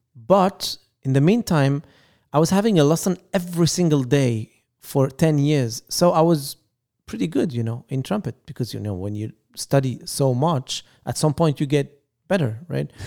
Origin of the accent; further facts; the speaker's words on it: Lebanon; English is a second language; now in Paris, France; we are originally from Lebanon